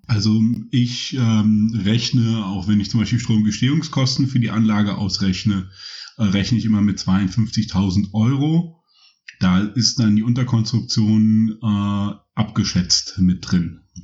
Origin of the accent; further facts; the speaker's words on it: Rhineland, Germany; moved away as an adult; also born or lived in Cologne; now in Berlin, Germany; groß geworden im Rheinland